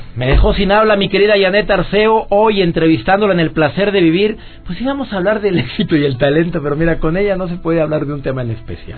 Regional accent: Mexico

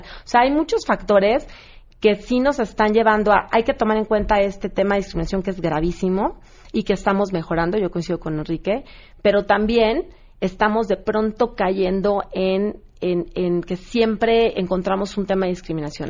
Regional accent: Mexico; los que más nos discriminamos somos nosotros, los mexicanos o los latinos.

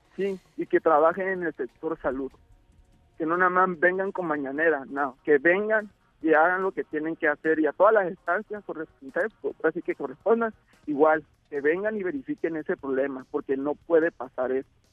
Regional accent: Tabasco, Mexico; somos tabasqueños

